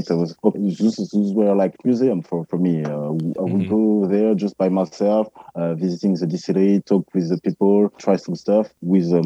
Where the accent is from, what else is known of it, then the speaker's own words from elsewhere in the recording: Martinique; also born or lived in Guadeloupe; okay, I'm from Martinique and Guadeloupe. Of course, I, I know rum